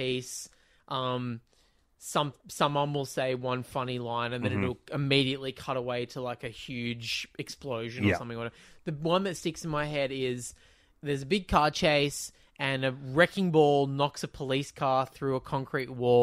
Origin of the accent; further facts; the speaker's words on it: Lancashire, North West England, United Kingdom; accent: Lancashire; people from my hometown, Lancashire, which is a funny accent